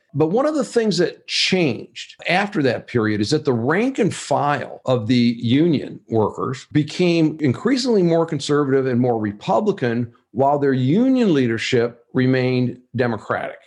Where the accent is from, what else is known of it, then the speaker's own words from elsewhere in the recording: Wayne, Michigan, United States; I grew up in a town called Wayne, Michigan